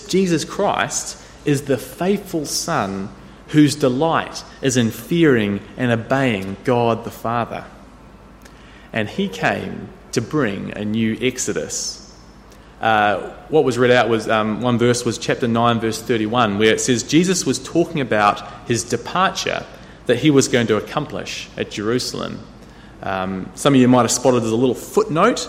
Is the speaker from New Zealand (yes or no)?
yes; New Zealand; When I grew up in New Zealand, I caught the school bus every day